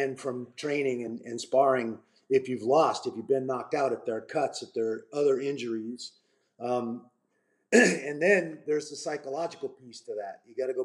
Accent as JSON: {"language": "English", "town": "Portland", "region": "Oregon", "country": "United States", "tie": "born or raised there", "said": "first time fighting in my hometown up in Portland"}